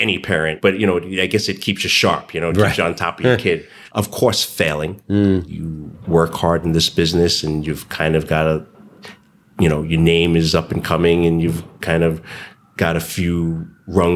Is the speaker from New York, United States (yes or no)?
yes; New York, United States; I grew up in Chinatown